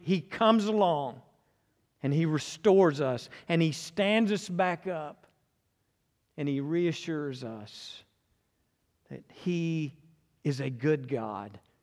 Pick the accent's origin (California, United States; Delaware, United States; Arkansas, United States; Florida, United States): Arkansas, United States; Conway; I was born and raised in Conway